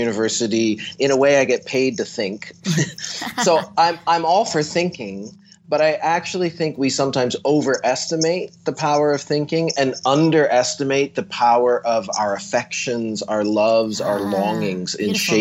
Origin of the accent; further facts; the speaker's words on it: near Stratford, Southern Ontario, Canada; I grew up in Southern Ontario